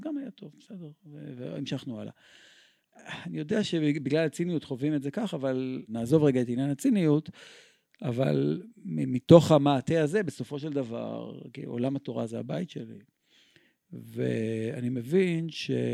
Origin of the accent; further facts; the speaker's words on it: Tel Aviv, Tel Aviv District, Israel; אנחנו גדלנו בכל העולם שלנו. אני זוכר את המצעדים הצבאיים שהיו ברחובו, ברחובות בתל אביב